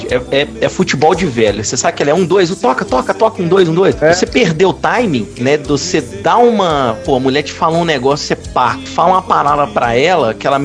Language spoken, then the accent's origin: Portuguese; Minas Gerais, Brazil; É, nós somos mineiros, vamos para Salvador, queremos conhecer vocês e mesmo assim não adiantou.